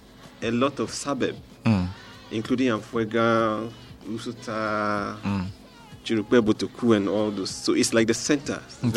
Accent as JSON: {"language": "English", "area": "Bakpo", "region": "Volta", "country": "Ghana", "tie": "born or raised there", "said": "Yeah. So I come from Bakpo in the Volta region."}